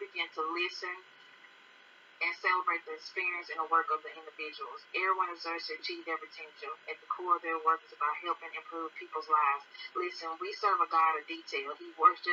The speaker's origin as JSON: {"language": "English", "region": "Alabama", "country": "United States", "said": "I am from Alabama"}